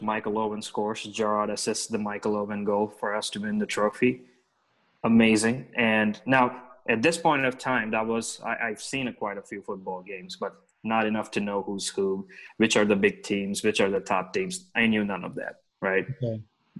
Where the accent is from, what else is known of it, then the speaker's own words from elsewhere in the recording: Hyderabad, Telangana, India; I'm from Hyderabad, India, the southern part of India.